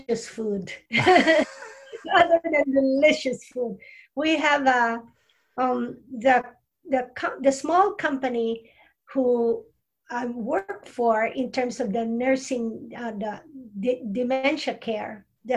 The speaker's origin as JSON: {"language": "English", "country": "Philippines", "moved": "as an adult", "said": "I'm from Philippines"}